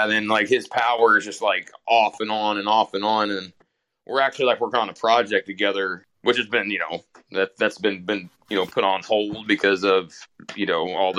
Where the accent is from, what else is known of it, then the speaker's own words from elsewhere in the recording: Western Kentucky, United States; moved away; also born or lived in Louisville, Kentucky; I'm from Louisville, which is a city, but like I actually grew up in this little shitty two stoplight town in Western Kentucky that's just all like churches and gas stations.